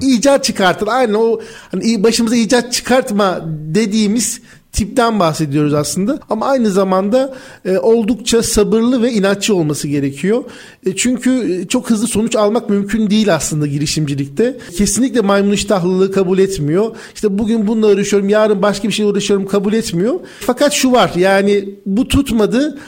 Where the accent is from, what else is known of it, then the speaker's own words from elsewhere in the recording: Ankara, Turkey; 1986 Ankara doğumluyum.